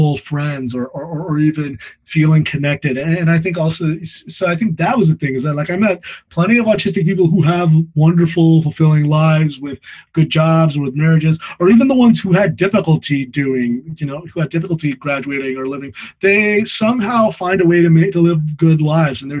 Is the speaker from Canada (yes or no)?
no; United States; moved away; also born or lived in Midwest / California / Texas; I grew up in California and Texas